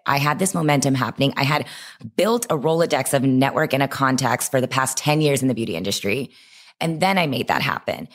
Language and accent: English; Texas, United States; I grew up in Texas